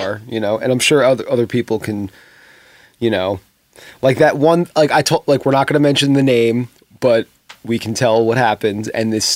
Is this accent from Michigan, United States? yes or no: no; New York, United States; I'm from New York